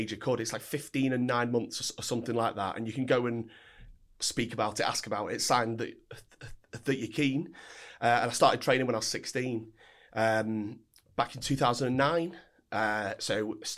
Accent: Altrincham, North West England, United Kingdom; also born or lived in Knutsford, Cheshire; So I grew up in Timperley and Altrincham, which is around the same area

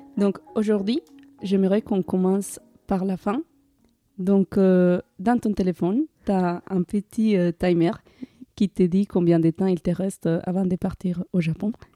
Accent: Colombia; moved away as an adult; now in France; en 2017, j'ai quitté la Colombie pour venir en France

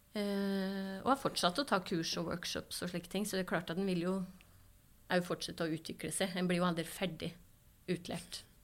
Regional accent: Kvam, Innlandet, Norway; Oppveksten på Kvam, det skal høre, det, var, det er en fantastisk oppvekst eh, jeg har hatt eh, på Kvam

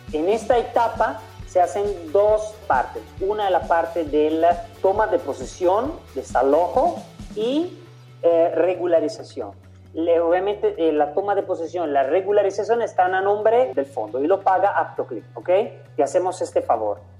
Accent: Italy; also born or lived in Central America; now in Panama; Yo soy italiano, llevo años viviendo en Centroamérica

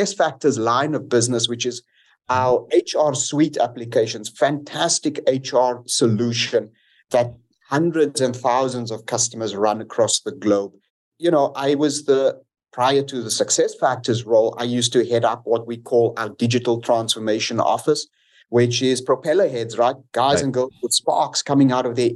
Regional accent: Cape Town, Western Cape, South Africa; I'm a homeboy from South Africa

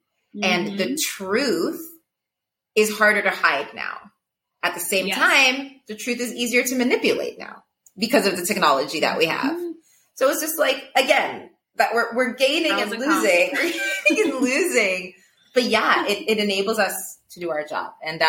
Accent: Ethiopia; I think because I grew up in Ethiopia, like I, for my age and for a lot of my peers, I got into the digital space a little later

